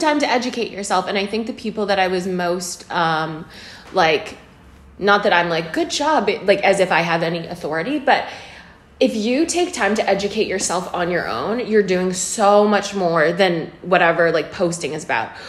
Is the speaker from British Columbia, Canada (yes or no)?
yes; Kamloops, British Columbia, Canada; We grew up in Canada